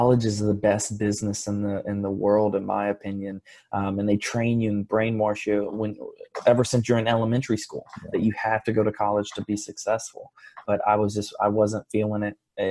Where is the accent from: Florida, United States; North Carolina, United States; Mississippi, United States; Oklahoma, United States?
Florida, United States; Fort Lauderdale; I grew up in Fort Lauderdale.